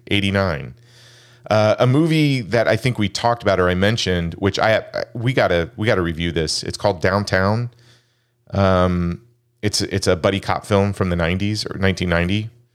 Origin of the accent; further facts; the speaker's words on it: United States; an American-born Chinese man